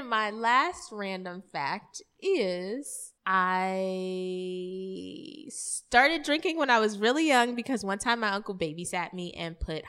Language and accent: English; California, United States; born there; I was born on an Air Force base in San Bernardino County.